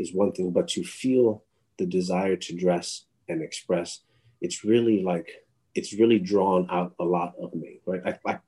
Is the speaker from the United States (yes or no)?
yes; New York City, New York, United States; also born or lived in Miami, Florida; I'm of Latinx heritage and culturally from New York City